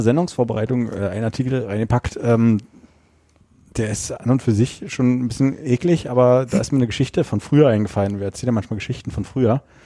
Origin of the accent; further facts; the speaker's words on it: Berlin, Germany; ist ja überall so eine äh, Einfamilienhausgegend äh, schon immer gewesen dort auch in, bei uns in Biesdorf